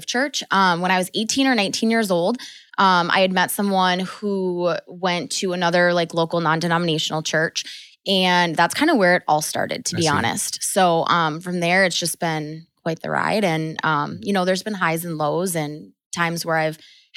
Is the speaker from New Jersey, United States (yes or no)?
no; Green Bay, Wisconsin, United States; also born or lived in Carlsbad, California; now in Howard, United States; I'm from Green Bay